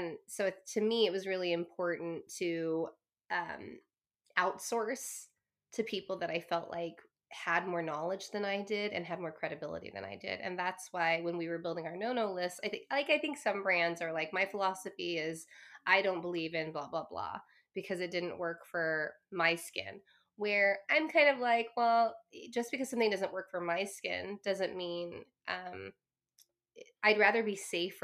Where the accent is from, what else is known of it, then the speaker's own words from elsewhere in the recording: Claremont, California, United States; I grew up in Southern California. So I'm Chinese American.